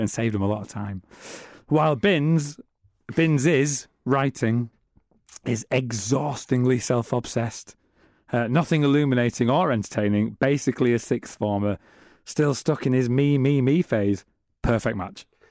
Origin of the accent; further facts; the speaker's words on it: Middlesbrough, North East England, United Kingdom; I'm from Middlesbrough.